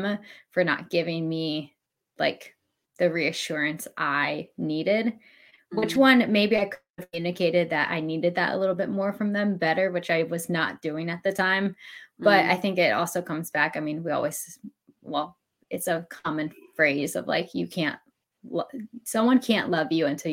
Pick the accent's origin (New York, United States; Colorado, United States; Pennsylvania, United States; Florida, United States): Pennsylvania, United States; now in the South, United States; I actually grew up in Pennsylvania